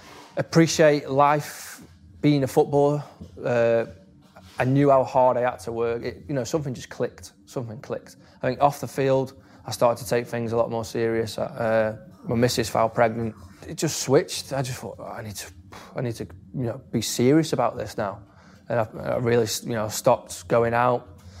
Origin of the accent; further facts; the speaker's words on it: Stoke-on-Trent, West Midlands, United Kingdom; I was from Stoke.